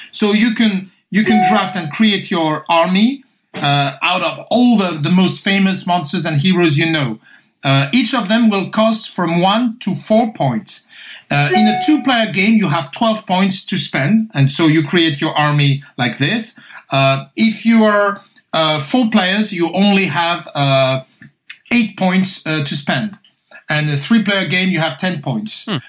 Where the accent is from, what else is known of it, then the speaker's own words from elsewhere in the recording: Paris, Île-de-France, France; I grew up in France, so I'm, i was born in Paris. I'm French.